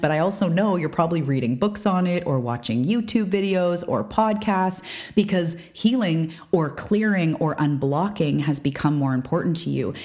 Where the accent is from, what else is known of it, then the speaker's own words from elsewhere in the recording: Canada; I'm a Canadian.